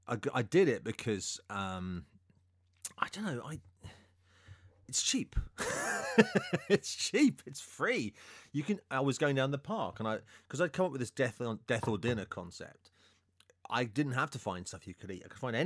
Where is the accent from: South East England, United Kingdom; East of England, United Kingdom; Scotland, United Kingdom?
South East England, United Kingdom; New Forest; now in London, United Kingdom; I'm from the countryside. I grew up in the New Forest